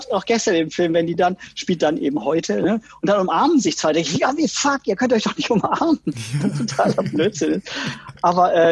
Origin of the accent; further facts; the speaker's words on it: West Germany, Germany; Und dann kam ich und als Wessi mit mhm. langen blonden Haaren und Französisch und Englisch sprechen können.